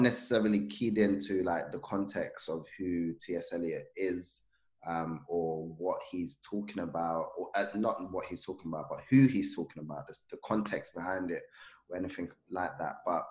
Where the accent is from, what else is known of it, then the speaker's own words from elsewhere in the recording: London, United Kingdom; also born or lived in Zanzibar; I grew up in Peckham